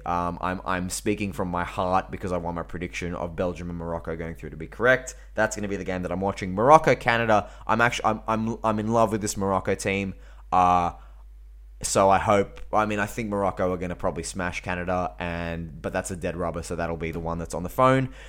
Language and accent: English; Australia